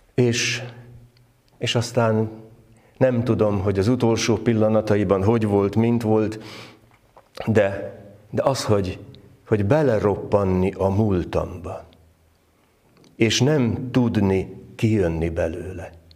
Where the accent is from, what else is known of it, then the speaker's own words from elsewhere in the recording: Várpalota, Veszprém County, Hungary; Várpalotán, ahol fölnőttem